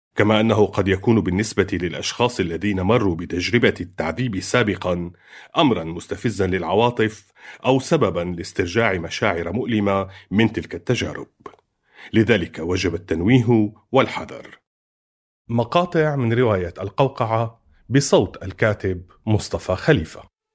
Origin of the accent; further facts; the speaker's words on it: Damascus, Damascus Governorate, Syria; عمري 30 سنة وأنا من دمشق